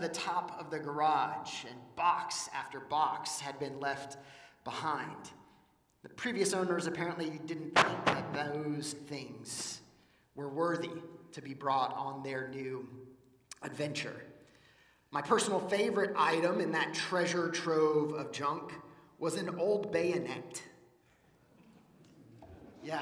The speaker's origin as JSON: {"language": "English", "town": "Wichita", "region": "Kansas", "country": "United States", "tie": "born or raised there", "moved": "yes", "lives_now": "Georgia, United States", "said": "I grew up in Wichita, Kansas"}